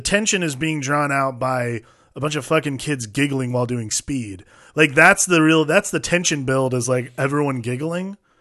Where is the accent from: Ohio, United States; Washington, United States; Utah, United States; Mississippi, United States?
Ohio, United States; I grew up in Ohio